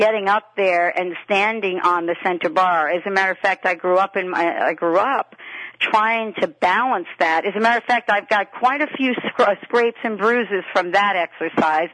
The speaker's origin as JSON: {"language": "English", "region": "New York", "country": "United States", "tie": "born or raised there", "said": "I grew up in New York"}